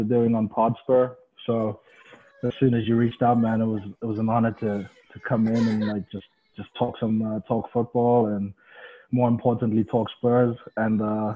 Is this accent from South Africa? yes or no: yes; South Africa; originally I'm from South Africa